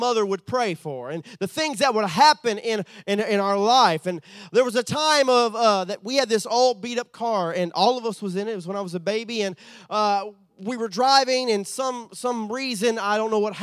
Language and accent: English; Southeast Texas, United States; moved away as an adult; also born or lived in Sulphur, Louisiana; was raised from 5 to my adulthood in Texas, right there on the border of Cajun country